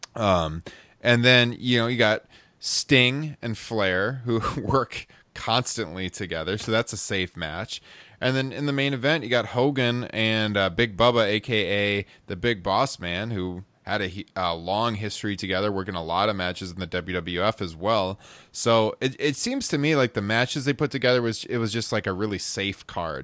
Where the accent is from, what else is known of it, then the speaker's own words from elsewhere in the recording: Midwest, United States; growing up in the Midwest